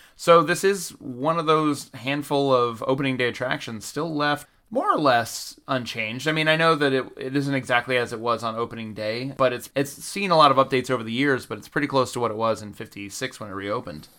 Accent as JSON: {"language": "English", "region": "Georgia", "country": "United States", "tie": "born or raised there", "said": "I grew up in Georgia"}